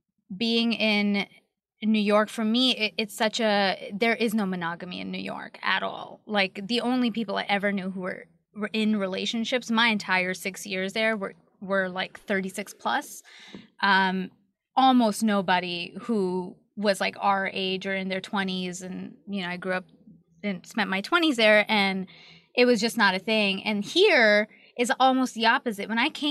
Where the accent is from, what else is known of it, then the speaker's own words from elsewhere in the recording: Canada; Like, I'm Canadian. Tell me about Indiana.